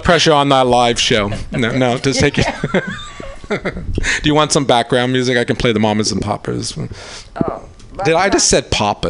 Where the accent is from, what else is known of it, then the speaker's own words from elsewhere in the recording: Long Island, New York, United States; now in San Francisco, United States; I'm from Long Island.